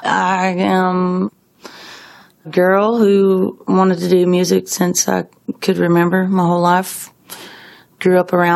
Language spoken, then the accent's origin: English; Lakeland, Florida, United States; I'm from Florida. I was born in Lakeland, Florida. Moved around a lot with my father.